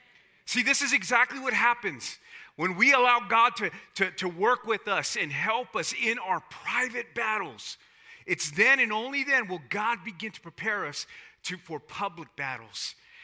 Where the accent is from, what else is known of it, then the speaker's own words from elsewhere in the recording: South Texas, United States; I'm from South Texas. I'm Hispanic.